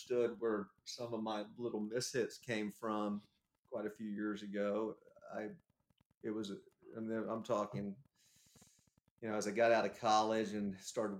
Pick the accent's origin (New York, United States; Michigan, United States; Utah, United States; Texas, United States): Texas, United States; growing up in Texas